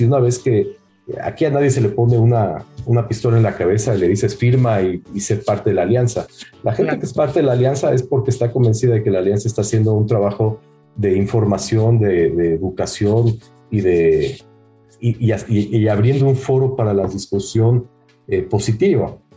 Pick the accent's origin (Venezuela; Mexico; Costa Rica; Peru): Mexico; moved away; also born or lived in United States / Israel; a mí me criaron en México en, un colegio hebreo 100% sionista, no religioso